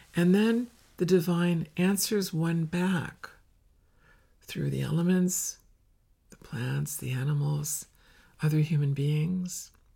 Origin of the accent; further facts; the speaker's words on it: Finger Lakes, Western New York State, United States; In the Finger Lakes where I grew up in Western New York State